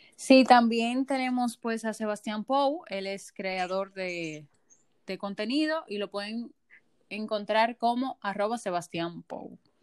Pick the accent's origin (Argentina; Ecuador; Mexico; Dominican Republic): Dominican Republic; como ciudadanos dominicanos